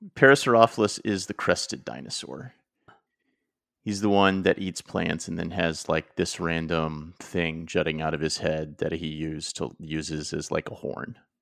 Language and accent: English; Oklahoma, United States; growing up in Oklahoma